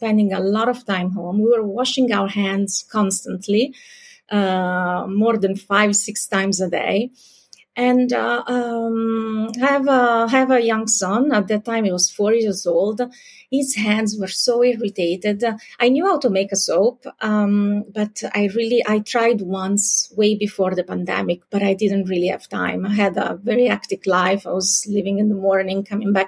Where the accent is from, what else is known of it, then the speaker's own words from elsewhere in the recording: Pescara, Abruzzo, Italy; moved away as an adult; also born or lived in Rome, Italy / New York, United States; now in Paris, France; I'm Italian. I was born and raised in Italy in a city called Pescara.